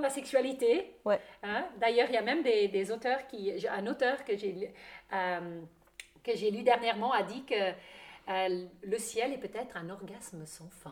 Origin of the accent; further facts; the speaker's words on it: German-speaking Switzerland, Switzerland; French is a second language; moved away; j'ai un petit accent. C'est, je suis une Suisse allemande qui a vécu à l'étranger pendant longtemps